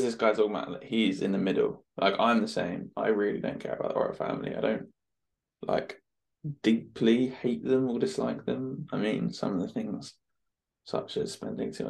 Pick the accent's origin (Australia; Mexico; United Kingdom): United Kingdom; We're British